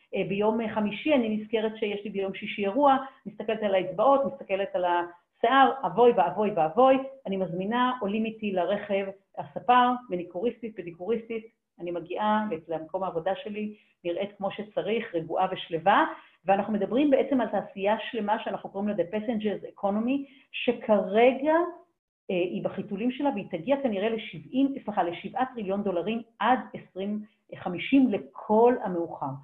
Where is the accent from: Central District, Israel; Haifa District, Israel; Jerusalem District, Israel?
Haifa District, Israel; Haifa; moved away; אני חיפאית במקור, אני מאוד אשמח לגור בחיפה חזרה, עיר מולדתי